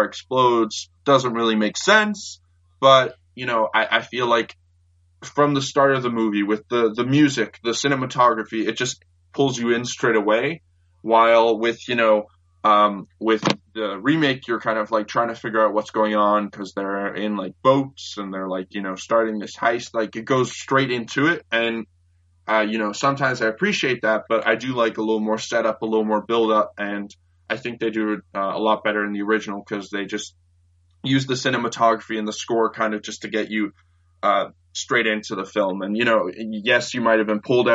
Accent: Canada; I'm Canadian

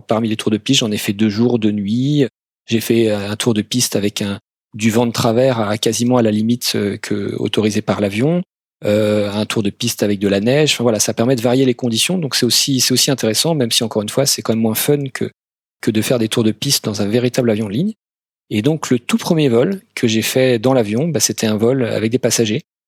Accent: France; also born or lived in Dublin, Ireland / Amsterdam, Netherlands / Paris region; en tant que Français

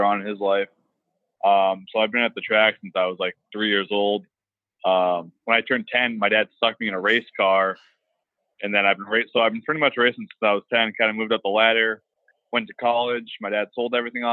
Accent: Boston, Massachusetts, United States; moved away as an adult; now in Houston, United States; I'm originally from Boston, and I spent I spent college in Boston

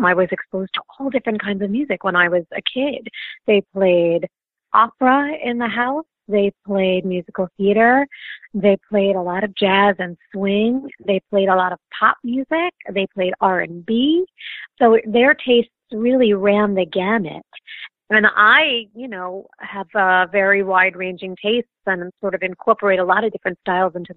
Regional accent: New York City, New York, United States; I'm from New York originally, actually, Staten Island, one of the five boroughs of New York City.

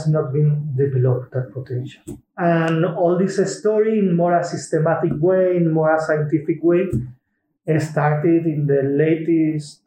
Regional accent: Seville, Andalusia, Spain; moved away as an adult; now in Wageningen, Netherlands; I'm originally from Spain, from Sevilla, and it's already quite a long time ago that I moved here

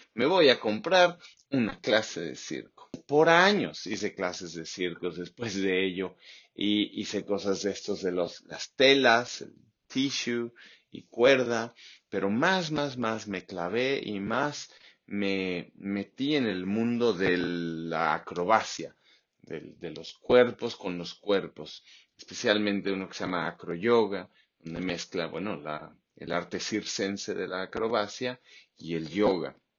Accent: Mexico City, Mexico; moved away as an adult; also born or lived in Baja California; now in Australia; yo crecí en la Ciudad de México, me fui en cuanto pude

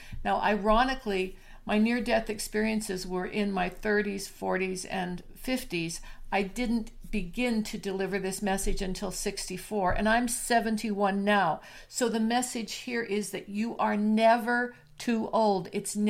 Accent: Alberta, Canada; I'm from Canada

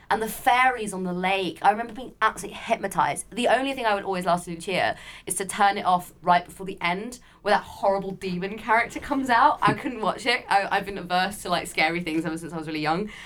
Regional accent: Barnes, London, United Kingdom; when I was growing up in Barnes, we used to live in this kind of small flat

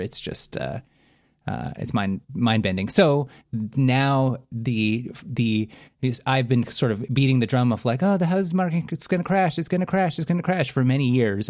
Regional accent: Canada; a Canadian that lives very close to the border

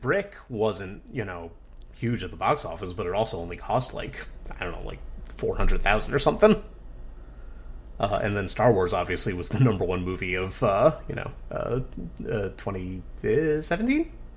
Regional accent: Dunellen, New Jersey, United States; my hometown of Danella, New Jersey

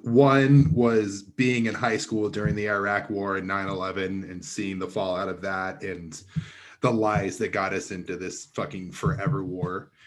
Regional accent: Provo, Utah, United States; I am originally from Provo, Utah, which is, like, forty-five minutes south of Salt Lake City.

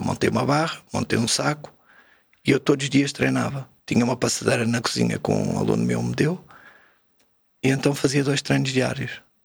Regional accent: Margem Sul, Setúbal, Portugal; also born or lived in Sintra (Brunheira); saí da Pistoleira com oito a fazer nove fui para a Brunheira. Aqui em Sintra, estive lá cerca de um ano e depois já devia ter dez quando fui morar para a Margem Sul

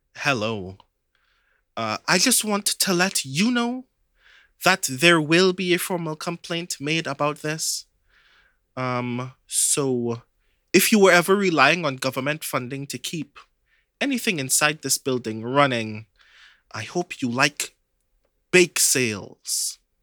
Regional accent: Trinidad & Tobago; I'm from Trinidad.

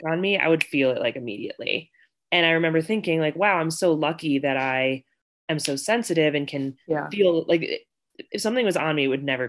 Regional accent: Wethersfield, Connecticut, United States; moved away as an adult; also born or lived in Virginia / Utah / California / Colorado; now in Denver, United States; And I grew up in Wethersfield, Connecticut, which is a small suburb outside of Hartford. And so lived in Connecticut up until I was 18.

